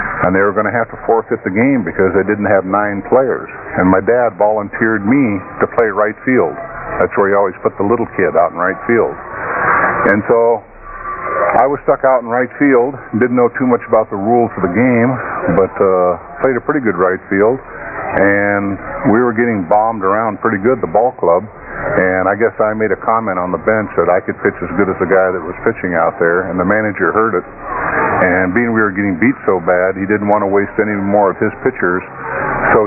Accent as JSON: {"language": "English", "town": "Portland", "region": "Oregon", "country": "United States", "tie": "born or raised there", "said": "When I was a young boy, I grew up out in Portland, Oregon, over in the Great Northwest"}